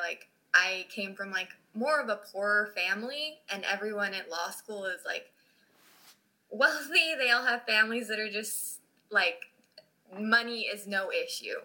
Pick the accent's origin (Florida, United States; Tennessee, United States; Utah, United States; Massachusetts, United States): Utah, United States; moved away as an adult; now in Cincinnati, United States; I grew up in Utah